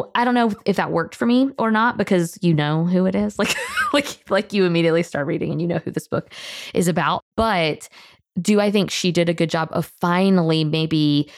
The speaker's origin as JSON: {"language": "English", "town": "Tallahassee", "region": "Florida", "country": "United States", "tie": "born or raised there", "said": "I grew up in Tallahassee"}